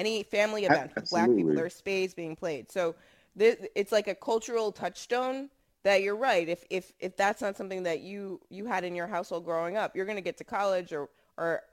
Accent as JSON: {"language": "English", "country": "United States", "said": "Black Americans"}